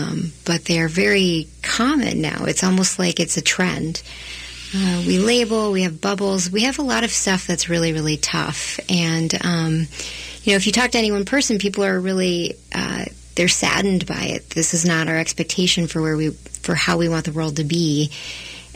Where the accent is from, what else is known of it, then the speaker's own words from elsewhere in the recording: Texas, United States; now in Minnesota, United States; I grew up in Texas. My parents immigrated from India